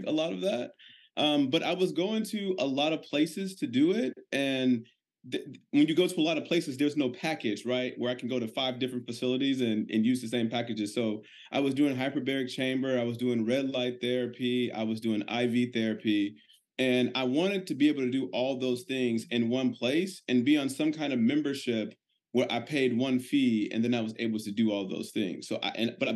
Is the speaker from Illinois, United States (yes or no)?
yes; Chicago, Illinois, United States; now in Tampa, United States; I'm originally from Chicago, but we now live in Tampa, Florida